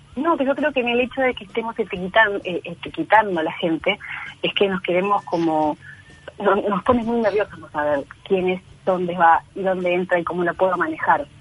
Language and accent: Spanish; Uruguay; moved away; also born or lived in Chile; yo soy uruguaya, nací